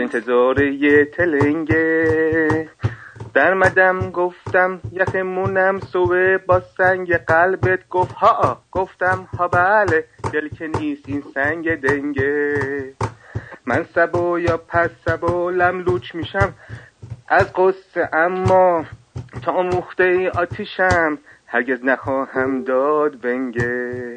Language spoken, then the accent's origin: Persian; Shiraz, Fars, Iran; من شیرازی هستم